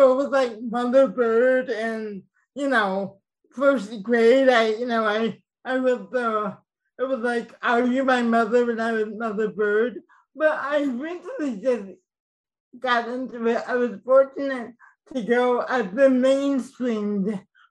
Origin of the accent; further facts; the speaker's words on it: Oak Park, Illinois, United States; moved away as an adult; also born or lived in Chicago; I grew up in Oak Park, Illinois, which is a suburb of Chicago